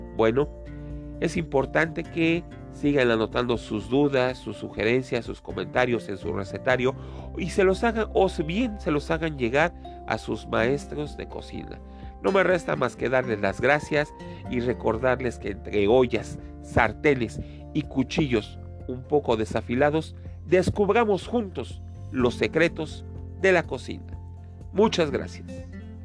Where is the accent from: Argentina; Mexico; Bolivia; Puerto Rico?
Mexico